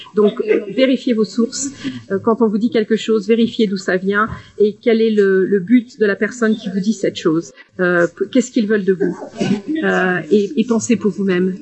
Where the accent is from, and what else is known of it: France; moved away as an adult; also born or lived in Grenoble, France / Dundee, Scotland; now in United Kingdom